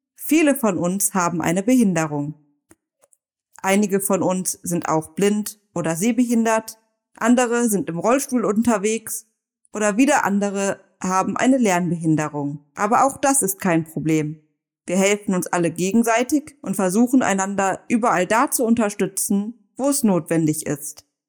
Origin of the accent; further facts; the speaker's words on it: Neuss, North Rhine-Westphalia, Germany; in einer inklusiven Radioredaktion in Neuss, da wo ich herkomme